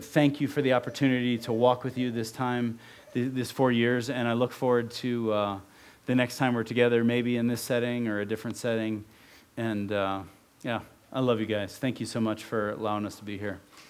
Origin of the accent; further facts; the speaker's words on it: Ohio, United States; also born or lived in Oregon; now in Utah, United States; I grew up in Ohio